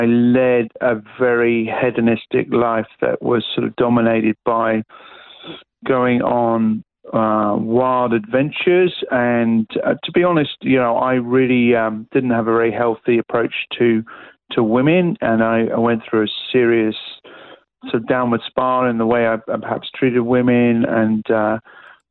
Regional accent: Aylesbury, South East England, United Kingdom; moved away as an adult; also born or lived in Brussels, Belgium; now in Melbourne, Australia; I was born in the UK, as you could probably pick up from the accent. I was born in Buckinghamshire, just north of London, in a place called Aylesbury

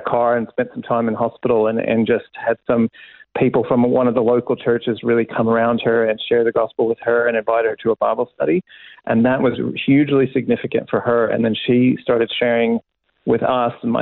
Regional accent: Kentucky, United States; also born or lived in Illinois; I was born in Illinois, but then grew up in Kentucky

